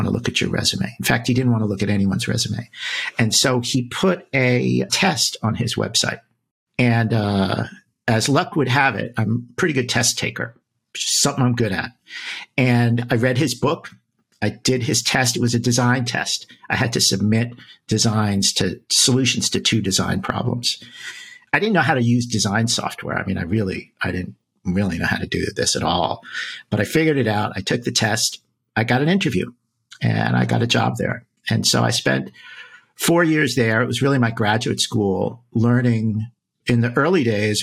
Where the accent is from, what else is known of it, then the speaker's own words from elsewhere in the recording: East Coast, United States; now in New York City, United States; I'm from the East Coast originally.